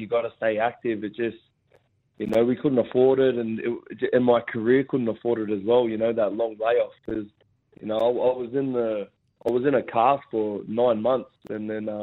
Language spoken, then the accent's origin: English; Gosford, New South Wales, Australia; Gosford Stadium, my hometown in the Central Coast